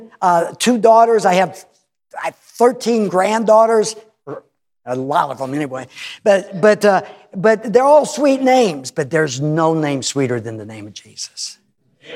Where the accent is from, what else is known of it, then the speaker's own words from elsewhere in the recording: United States; moved away; I grew up in America